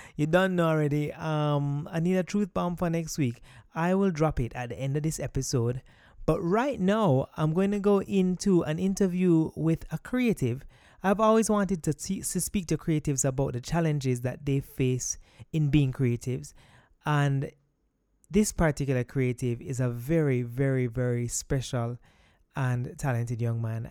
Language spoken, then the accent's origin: English; Kingston, Jamaica; grew up in Kingston, but my parents are from West Midlands